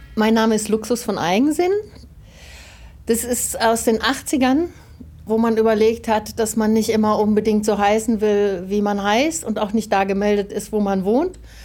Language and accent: German; Germany; Damals wurden wir als Westdeutsche immer nach West-Berlin verschickt